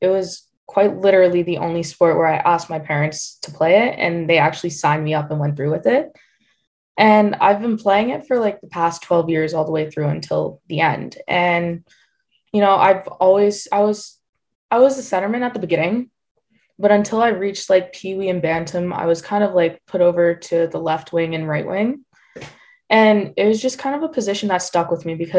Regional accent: Windsor, Ontario, Canada; I'm from Windsor, Ontario, Canada

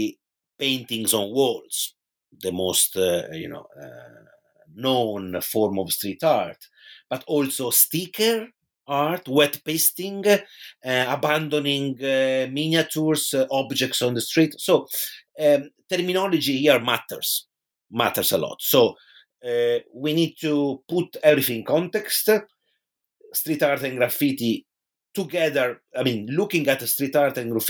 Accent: Pisa, Tuscany, Italy; in my hometown in Tuscany, which is Pisa in Italy

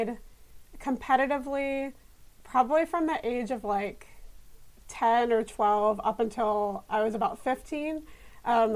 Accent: Houston, Texas, United States; I grew up in Houston. I'm from Houston originally.

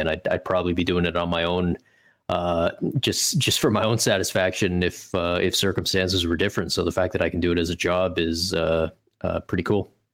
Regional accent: Canada; for me as a Canadian

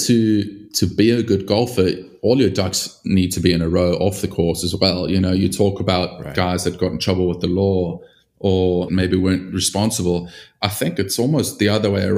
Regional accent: South Africa; growing up in South Africa

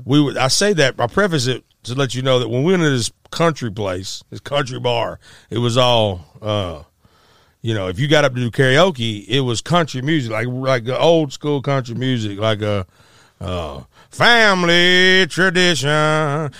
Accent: Arkansas, United States; also born or lived in Memphis, Tennessee; in Arkansas where we grew up

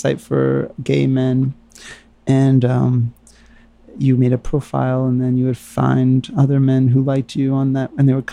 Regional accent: New York, United States; moved away as an adult; also born or lived in San Francisco; I was from New York.

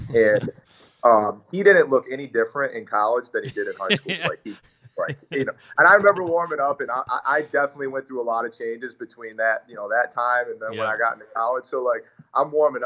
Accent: East Lansing, Michigan, United States; I was born in East Lansing, actually.

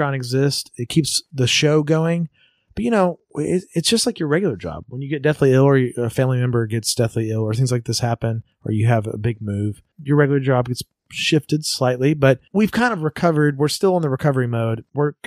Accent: Louisiana, United States; moved away; I grew up in Louisiana

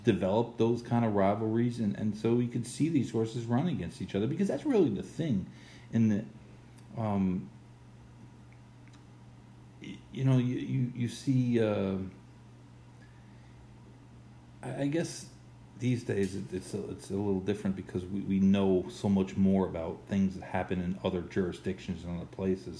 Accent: United States; As an American

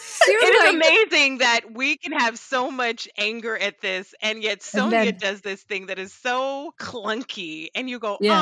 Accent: Jamaica; And I just think everything brown is beautiful because I'm Jamaican.

